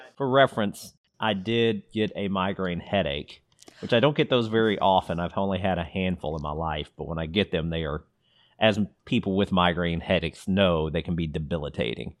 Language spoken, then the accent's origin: English; Louisville, Kentucky, United States; we grew up in Louisville